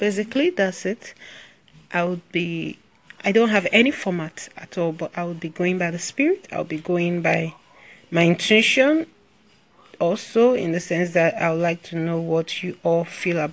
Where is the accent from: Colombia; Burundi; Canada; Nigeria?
Nigeria; I'm from Nigeria